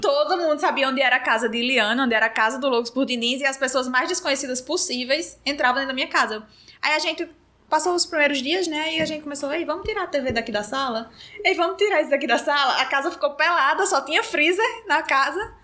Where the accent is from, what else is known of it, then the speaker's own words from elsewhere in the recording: Mossoró, Rio Grande do Norte, Brazil; moved away as an adult; also born or lived in Sobral; now in Natal, Brazil; Nasci em Mossoró e tem três anos que eu moro aqui em Natal